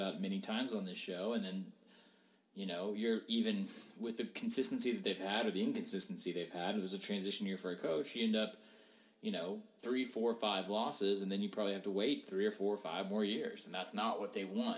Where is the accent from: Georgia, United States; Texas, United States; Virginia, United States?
Georgia, United States; moved away; I'm from Georgia originally